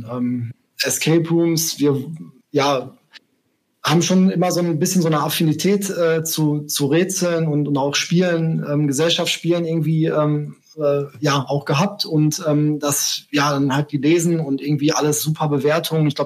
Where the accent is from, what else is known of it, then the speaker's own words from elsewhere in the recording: Bochum, North Rhine-Westphalia, Germany; also born or lived in Essen; jetzt gerade bin ich in äh, NRW, äh, genauer gesagt in Bochum. Das ist auch meine äh, Heimatstadt. Zwar bin ich in Essen um die Ecke geboren, aber in äh, Bochum aufgewachsen.